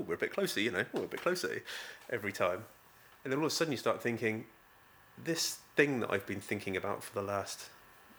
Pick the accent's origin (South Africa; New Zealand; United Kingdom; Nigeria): United Kingdom; Beer, South West England; also born or lived in Exmouth; I'm from Beer. You know, I grew up in Beer, and we had such a welcome home to our village